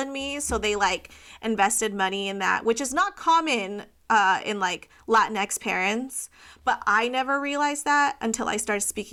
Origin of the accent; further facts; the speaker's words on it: Orange County, California, United States; also born or lived in Virginia; But soon after I was born, we immediately moved to California, conservative capital of Orange County. So it was definitely very interesting growing up as a brown girl in such a white upper class neighborhood.